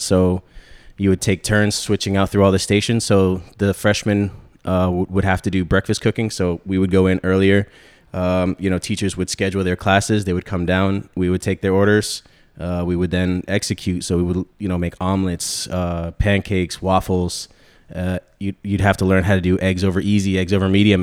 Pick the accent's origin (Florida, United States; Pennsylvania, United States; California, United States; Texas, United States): Florida, United States; Central; also born or lived in New York / Connecticut; grew up down here in Central Florida after my parents split